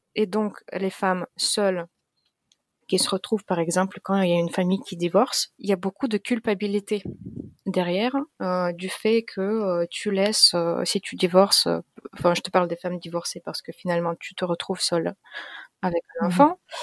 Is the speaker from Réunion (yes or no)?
no; Russia; moved away as an adult; now in France; Je suis d'origine russe. Je suis née en Russie